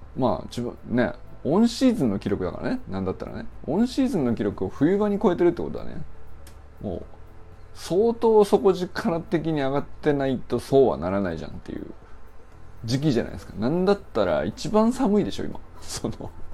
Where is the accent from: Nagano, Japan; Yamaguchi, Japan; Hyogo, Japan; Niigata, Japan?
Niigata, Japan; moved away; also born or lived in Kyoto; 僕もね一応生まれも育生まれは京都なんだけど育ちが新潟なんだよ故郷といえば